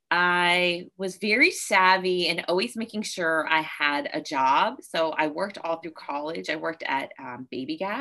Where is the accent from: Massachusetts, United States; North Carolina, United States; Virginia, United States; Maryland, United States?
Virginia, United States; I grew up in Virginia